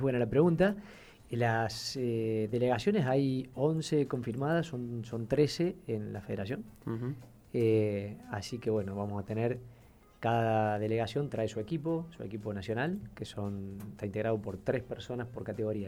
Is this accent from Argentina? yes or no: yes; Argentina; como somos los argentinos, medio eh, ingeniosos